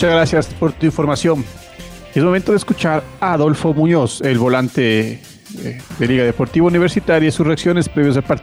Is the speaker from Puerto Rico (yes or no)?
no; Ecuador; also born or lived in Europe; now in Mexico; mi gente, en Ecuador, en mi pueblo. Espero que, que lo hayan disfrutado todo ese tiempo que yo estuve en Europa y ahora aquí en México.